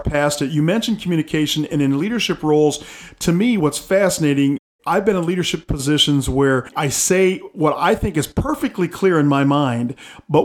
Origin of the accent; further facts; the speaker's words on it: Chelsea, Michigan, United States; when I was growing up in Chelsea, Michigan